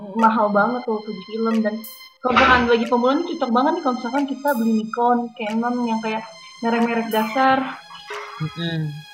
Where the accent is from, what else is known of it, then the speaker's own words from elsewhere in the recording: Jakarta, Indonesia; aku dari Jakarta